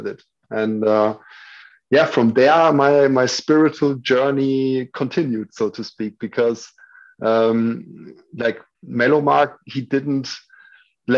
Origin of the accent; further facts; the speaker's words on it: Würzburg, Bavaria, Germany; moved away as an adult; also born or lived in Berlin; my hometown. Würzburg is a small town in the south of Germany.